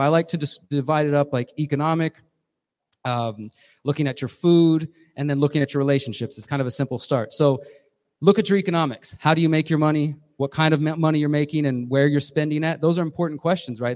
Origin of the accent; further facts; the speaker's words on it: Houston, Texas, United States; moved away; I'm originally from Houston, Texas.